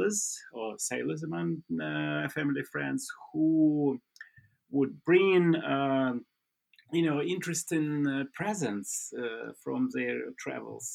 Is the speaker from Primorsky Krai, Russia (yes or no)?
yes; Vladivostok, Primorsky Krai, Russia; I grew up in Vladivostok